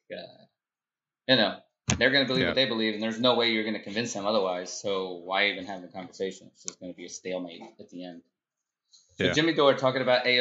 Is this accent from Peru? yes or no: yes; Peru; I'm from Peru